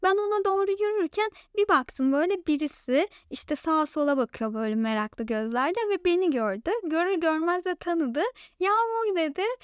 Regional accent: Turkey

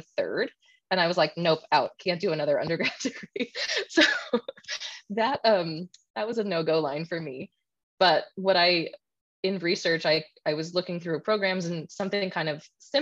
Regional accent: Canada; being Canadian

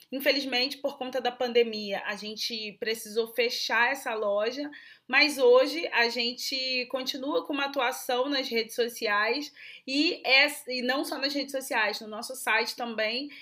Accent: Rio de Janeiro, Brazil; eu sou do Rio de Janeiro

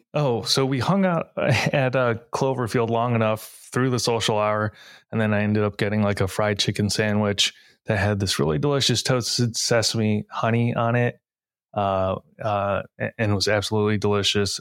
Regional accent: Novi, Michigan, United States; now in Detroit, United States; I grew up in a city called Novi, which has a really large Asian American population

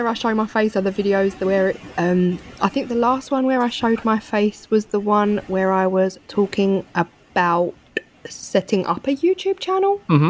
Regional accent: London, United Kingdom; So I grew up around East London. Mm-hmm. Really, I grew up in a very multicultural area.

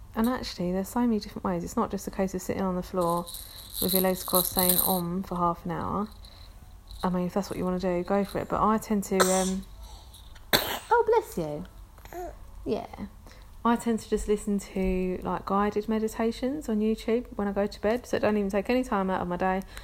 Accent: London, United Kingdom; accent: London; I'm from London. You can probably tell that from my accent.

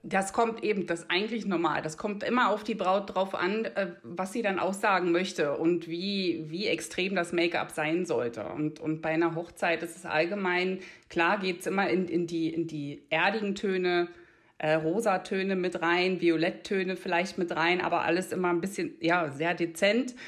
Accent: outskirts of Berlin, Brandenburg, Germany; accent: Berlin dialect; moved away as an adult; now in Einsiedeln, Switzerland; komme eigentlich ursprünglich ähm, aus dem Rand Berlin, Land Brandenburg, fünf Minuten von Berlin. Äh, tatsächlich kommt bei mir auch das Berlinern ab und zu durch

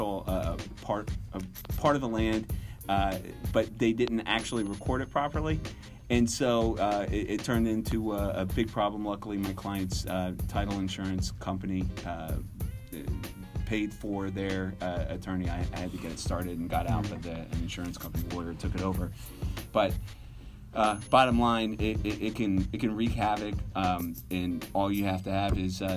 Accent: Atlanta, Georgia, United States; Atlanta's always, my hometown, is always blown up

